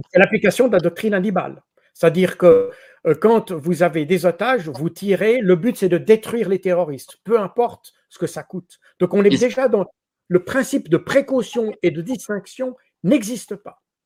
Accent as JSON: {"language": "French", "country": "Switzerland", "said": "je suis suisse"}